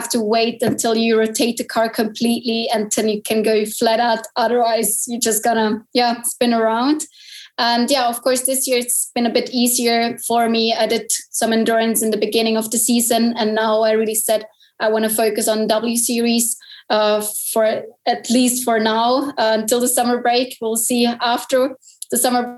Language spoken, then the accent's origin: English; Liechtenstein; I'm from Liechtenstein and I'm a professional race car driver